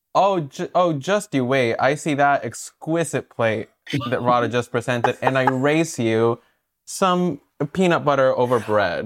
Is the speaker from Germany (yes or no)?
no; El Salvador; also born or lived in Brooklyn, New York; now in New York, United States; I'm from El Salvador, yeah. And I moved here like 10 years ago